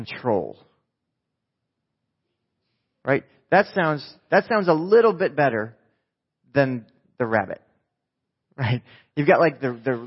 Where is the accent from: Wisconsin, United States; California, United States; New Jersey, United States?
New Jersey, United States; I'm from New Jersey